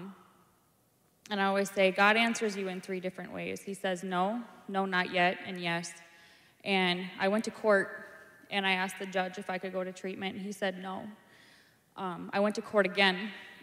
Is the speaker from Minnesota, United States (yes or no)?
yes; Brainerd, Minnesota, United States; I'm from Brainerd, Minnesota.